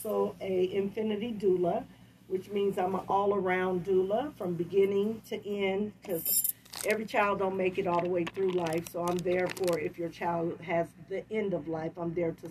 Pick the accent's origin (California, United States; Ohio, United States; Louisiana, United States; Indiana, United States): California, United States; Vallejo; also born or lived in San Francisco, California; I'm from Vallejo, California. Born in San Francisco, raised in Vallejo.